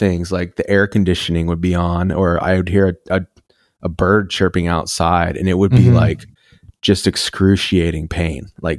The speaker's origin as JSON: {"language": "English", "town": "Dallas", "region": "Texas", "country": "United States", "tie": "born or raised there", "said": "I grew up in Dallas. Mm-hmm. So there's not like, it's not the most creative city. It's real estate, money, construction, like just materialism, sports. That's about it. So I grew up that way"}